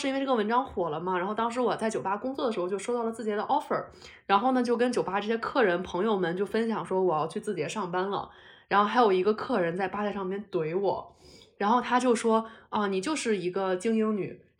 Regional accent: Beijing, China; 我们生在北京就可以直接享有最顶尖的教育资源。

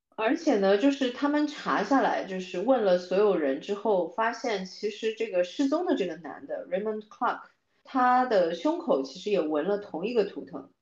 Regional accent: China; 作为中国人的文化里面

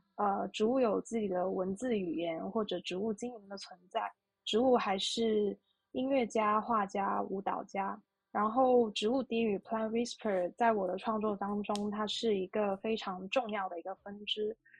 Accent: Guangdong, China; 因为我是出生在广东嘛，然后广东是非常炎热的地区，然后很多蚊子

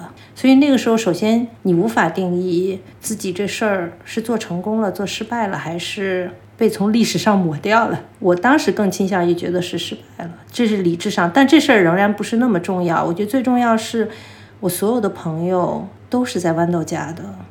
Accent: Xi'an, Shaanxi, China; now in Beijing, China; 因为我是西安人，我父母还在西安。

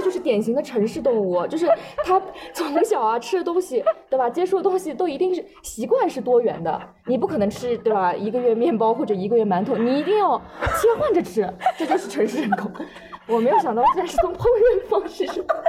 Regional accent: Shanghai, China; also born or lived in Qidong, Jiangsu; 我是出生在江苏启东，然后，但是我是小学的时候就来上海了

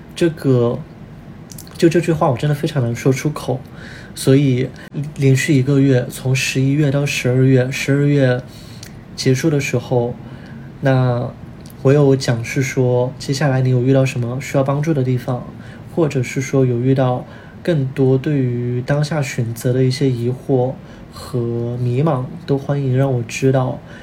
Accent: Chongqing, China; moved away; 我是重庆人

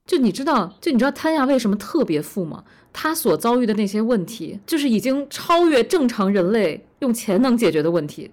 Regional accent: China; 我们中国人

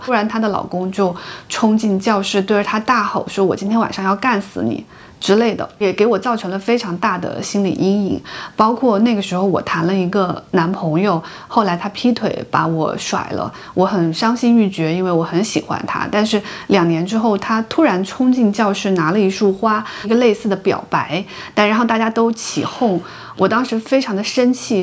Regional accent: China; 我们出生在中国的小城市

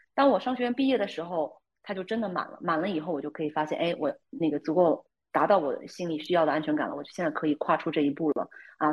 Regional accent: near Boston, Massachusetts, United States; 我就是在波士顿附近长大

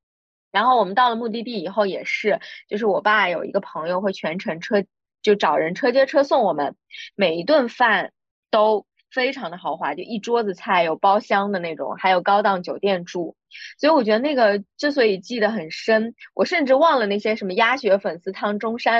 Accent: Quzhou, Zhejiang, China; 我老家是衢州的

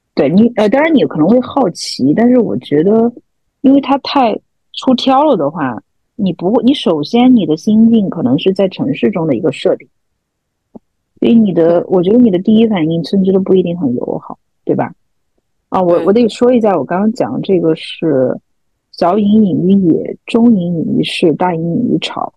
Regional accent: Chengdu, Sichuan, China; now in London, United Kingdom; 我从伦敦回到成都待了一个月，成都就算是我家乡

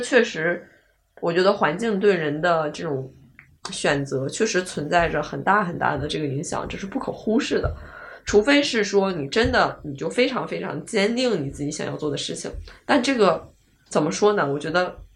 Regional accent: Northeast China, China; 因为我家是来自一个，那个四五线那种的东北那边的一个小城市

